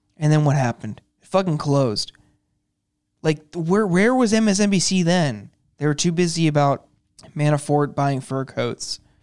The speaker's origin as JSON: {"language": "English", "town": "Youngstown", "region": "Ohio", "country": "United States", "moved": "yes", "lives_now": "Washington, D.C., United States", "said": "I'm from Youngstown, Ohio. I'm from the heart of the Rust Belt"}